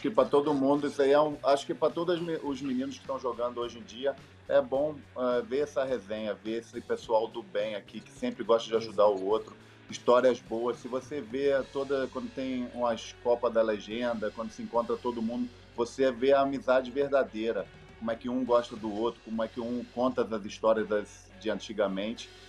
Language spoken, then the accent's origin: Portuguese; Brazil; moved away; also born or lived in Germany; eu nasci no Brasil